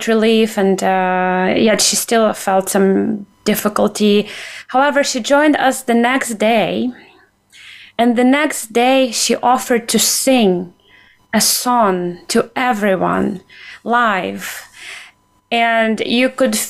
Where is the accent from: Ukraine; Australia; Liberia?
Ukraine; moved away; also born or lived in United States; as a Ukrainian, as an American